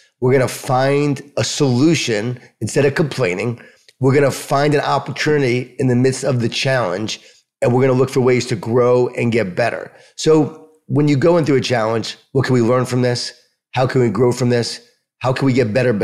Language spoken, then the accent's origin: English; Long Island, New York, United States; I'm from Long Island, from New York. I was an athlete